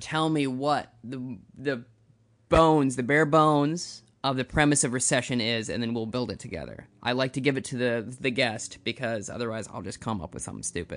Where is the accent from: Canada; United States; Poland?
United States; Minnesota; as a Minnesotan